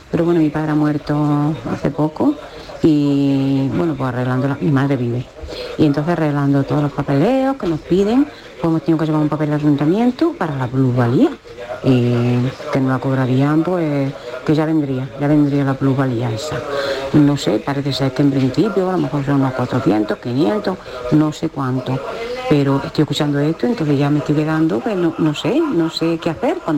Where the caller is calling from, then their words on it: Jaén, Andalusia, Spain; de Jaén.